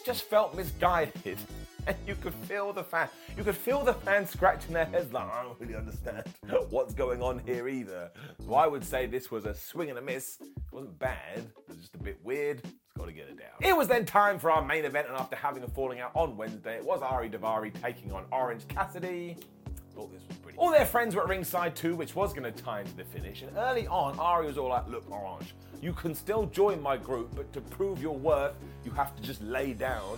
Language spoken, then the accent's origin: English; United Kingdom; I'm a British guy